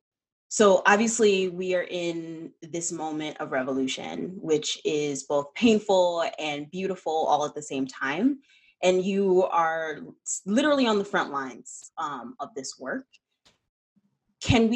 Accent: Detroit, Michigan, United States; also born or lived in Los Angeles; I grew up in Detroit.

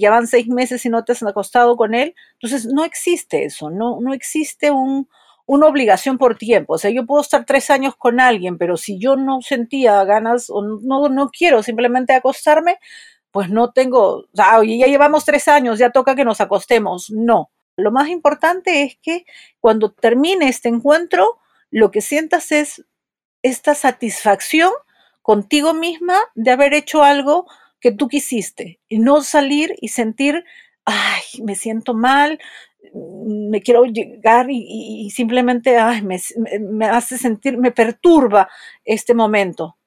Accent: Peru; soy psicóloga, soy de Perú

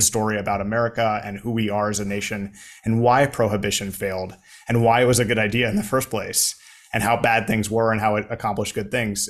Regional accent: United States; now in Saudi Arabia; as an American

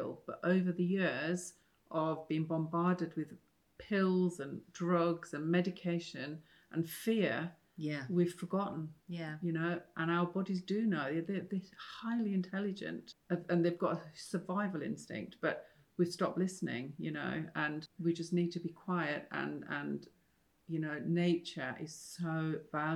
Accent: Yorkshire and the Humber, United Kingdom; I'm from Yorkshire

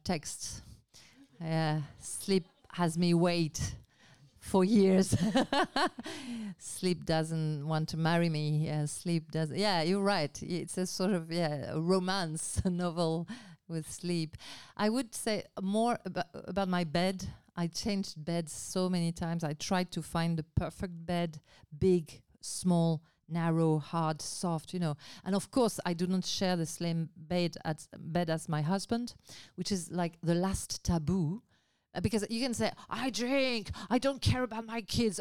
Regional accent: Basque Country, Nouvelle-Aquitaine, France; English is a second language; moved away; I grew up in Basque Country

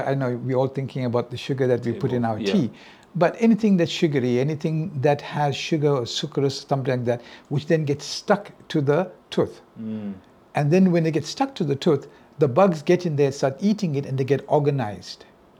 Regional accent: India; Well, you know, I'm Indian, so my mother, you know, my mother wanted me to be a doctor, right?

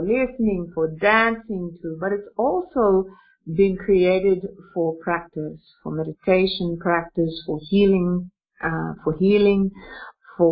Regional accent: Australia; now in Russia; I'm an Australian woman, but interestingly enough, I'm an Australian woman who lives in Russia

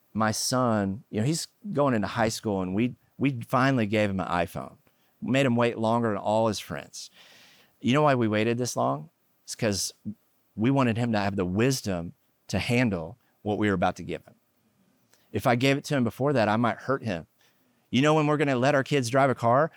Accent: Oklahoma, United States; moved away; also born or lived in California; I grew up in Oklahoma, and we were poor

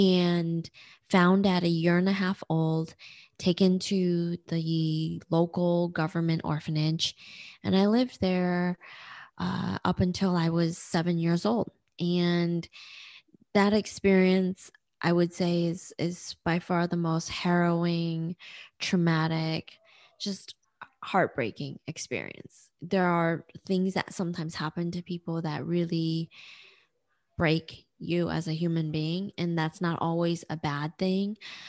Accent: Nanjing, Jiangsu, China; born there; And so I was born in Nanjing, China. That's where my story begins.

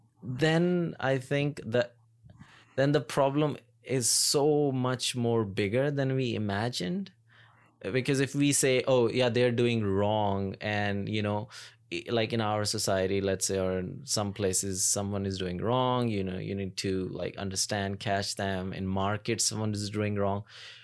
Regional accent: Pakistan; moved away; when I came here from Pakistan, and I was slowly, it's been 7.5 years now

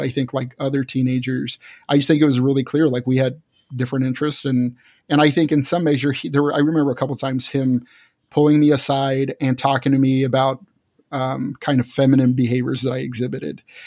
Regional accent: Fort Worth, Texas, United States; moved away as an adult; I was born and raised in Texas, Fort Worth, Texas, and lived there till my early twenties

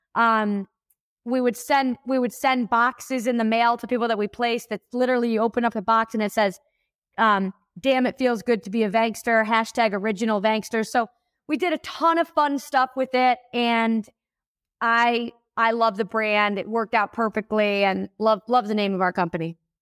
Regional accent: Buffalo, New York, United States; moved away as an adult; now in Denver, United States; I was born in Buffalo, New York.

